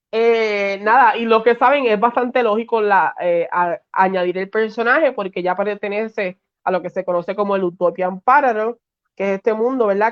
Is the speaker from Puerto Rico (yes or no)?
yes; Puerto Rico; de PR